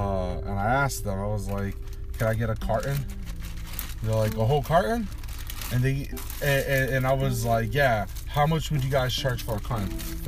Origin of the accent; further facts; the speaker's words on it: United States; I'm American. You're in my country.